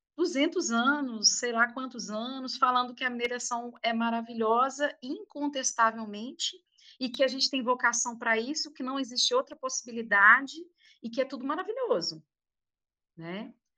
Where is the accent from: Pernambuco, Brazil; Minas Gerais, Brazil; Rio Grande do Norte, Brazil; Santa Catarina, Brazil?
Minas Gerais, Brazil; mineiros, né? Mineiros moradores de Minas Gerais